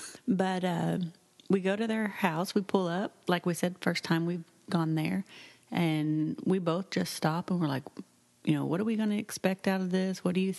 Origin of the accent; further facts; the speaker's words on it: Oklahoma, United States; moved away; we are originally from Oklahoma.